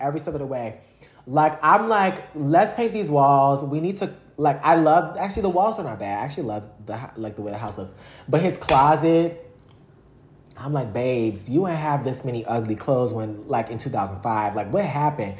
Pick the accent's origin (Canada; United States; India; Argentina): United States; Louisiana; growing up in Louisiana